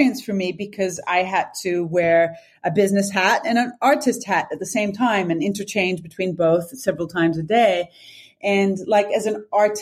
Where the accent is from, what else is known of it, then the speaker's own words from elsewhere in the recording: Sydney, New South Wales, Australia; moved away as an adult; also born or lived in Turkey / London; I was born and raised in Australia and then moving to Turkey at that age.